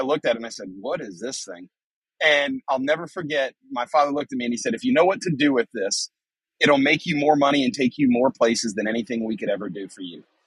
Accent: New Bern, North Carolina, United States; my hometown of New Bern, North Carolina

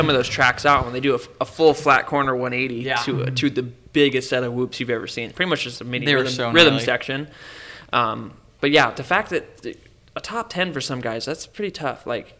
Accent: Templeton, California, United States; I'm from Templeton. I'm from Templeton.

